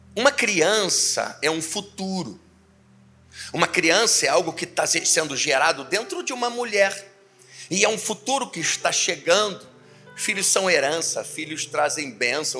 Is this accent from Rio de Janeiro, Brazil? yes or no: yes; Niterói, Rio de Janeiro, Brazil; moved away as an adult; now in Teresópolis, Brazil; Sou de Niterói.